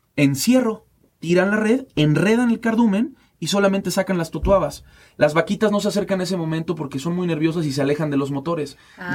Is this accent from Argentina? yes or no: no; Mexico; como mexicanos